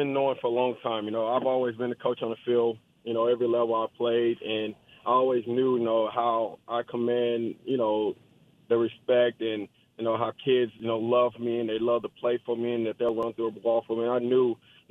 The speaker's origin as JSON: {"language": "English", "town": "Dallas", "region": "Texas", "country": "United States", "tie": "born or raised there", "said": "I'm from Dallas. I'm from South Oak Cliff, born and raised"}